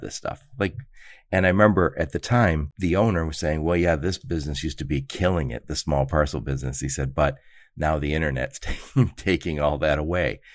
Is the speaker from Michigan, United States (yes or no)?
yes; Dearborn, Michigan, United States; moved away; I grew up in Dearborn